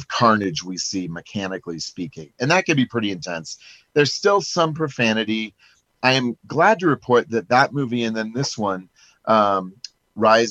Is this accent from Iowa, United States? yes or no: yes; Perry, Iowa, United States; my hometown of Perry